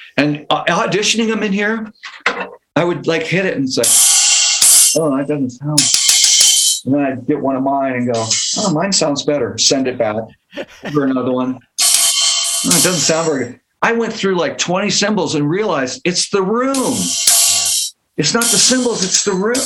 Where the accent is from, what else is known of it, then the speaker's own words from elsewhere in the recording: Palo Alto, California, United States; also born or lived in Mountain View; I grew up in the, in the South Bay and like Palo Alto. I was born in Mountain View